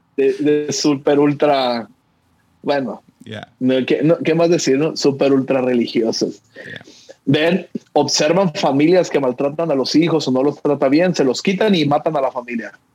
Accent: Mexico; somos los mexicanos

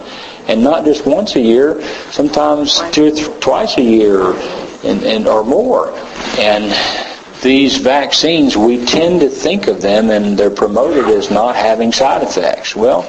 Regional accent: Tennessee, United States

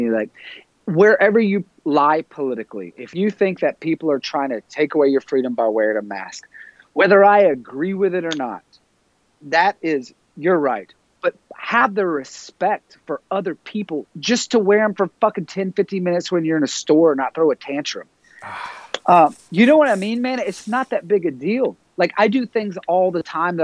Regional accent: the South, United States; I'm from the South

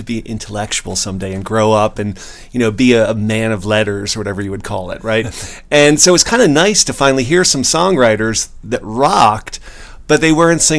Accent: Parkwood, United States; called a fag growing up in Parkwood, and, you know, as a kid in the Northeast.

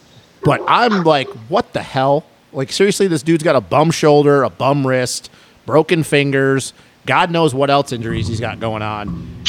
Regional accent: New York, United States; we're from New York

